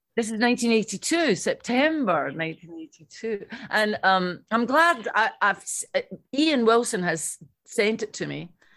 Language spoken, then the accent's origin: English; Irvine, Scotland, United Kingdom